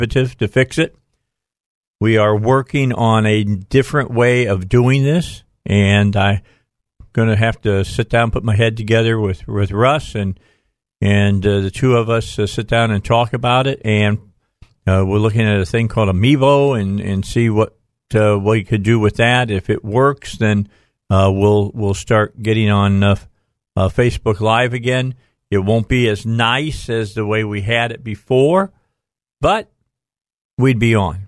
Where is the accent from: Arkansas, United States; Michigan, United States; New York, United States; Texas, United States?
Arkansas, United States; Little Rock; I'm from Little Rock, Arkansas.